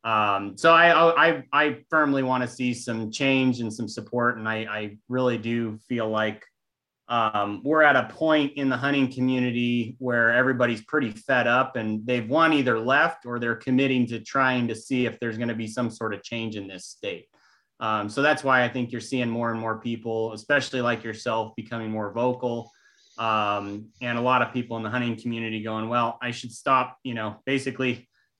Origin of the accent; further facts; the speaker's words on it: California, United States; also born or lived in Sacramento area / Lassen County; I'm born and raised in California, like a lot of us